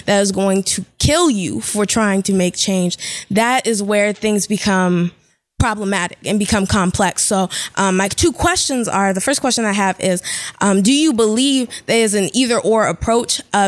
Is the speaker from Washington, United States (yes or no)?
yes; Seattle, Washington, United States; I'm from Seattle, Washington.